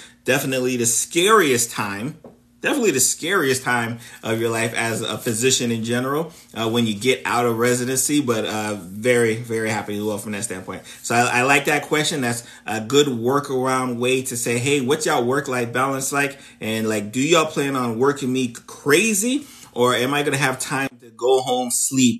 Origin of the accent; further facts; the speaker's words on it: South Florida, United States; I'm from South Florida, born and raised in South Florida